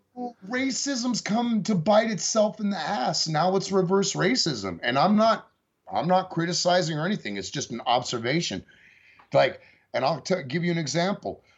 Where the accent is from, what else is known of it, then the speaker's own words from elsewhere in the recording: San Francisco Bay Area, California, United States; also born or lived in Santa Cruz County, California; now in Lubbock, United States; I was born in Santa Cruz County, grew up in the San Francisco Bay Area